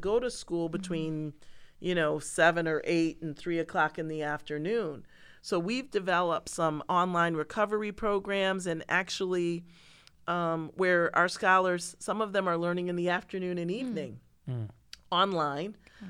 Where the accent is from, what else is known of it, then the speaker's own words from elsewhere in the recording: Pittsford, New York, United States; So I grew up in Pittsford, and which is a very affluent community, right? Rochester is not affluent.